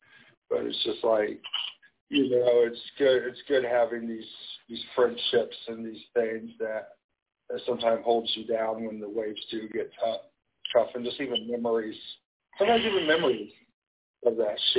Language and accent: English; Kansas City, United States; now in Chicago, United States; Chicago's kind of my home now, but was my hometown.